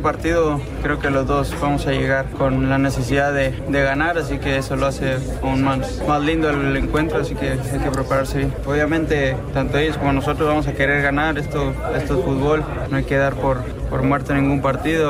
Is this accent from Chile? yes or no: no; Mexico; soy mexicano